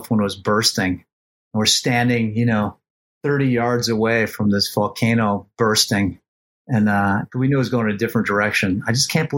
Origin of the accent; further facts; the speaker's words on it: suburbia outside Detroit, Michigan, United States; moved away as an adult; now in New York, United States; I grew up suburbia outside Detroit